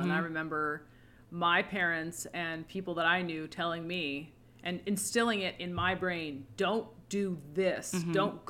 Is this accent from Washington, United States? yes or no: yes; Seattle, Washington, United States; I grew up in Seattle, so it's like Ted Bundy territory.